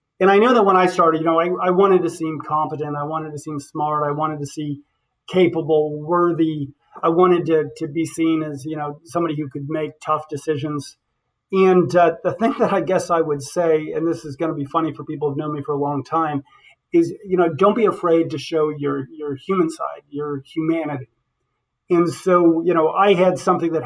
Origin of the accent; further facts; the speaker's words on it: Western Nebraska, United States; I'm from Western Nebraska. I have a father who was a farmer